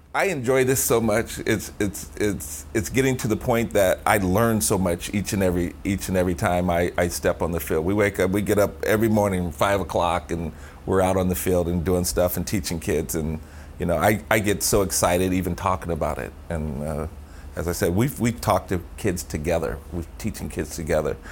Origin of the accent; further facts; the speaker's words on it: Sacramento, California, United States; we're from Sacramento